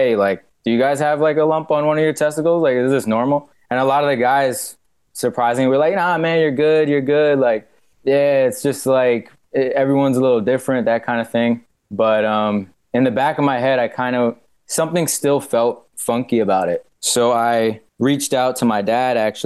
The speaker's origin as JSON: {"language": "English", "town": "New York City", "region": "New York", "country": "United States", "also_born_or_lived": "Maine", "moved": "as an adult", "said": "I'm originally from Brooklyn, New York, so I'm from the city"}